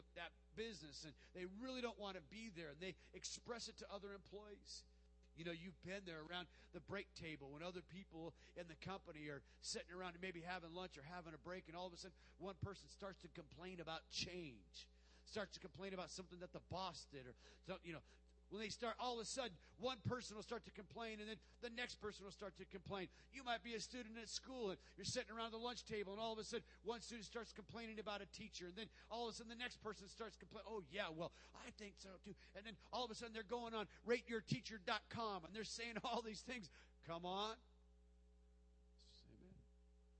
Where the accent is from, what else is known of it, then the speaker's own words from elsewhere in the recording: Tucson, Arizona, United States; my hometown of Tucson, Arizona